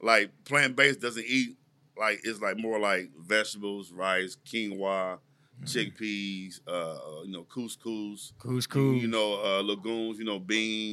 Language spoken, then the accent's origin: English; Oakland, California, United States; I was born and raised in Oakland.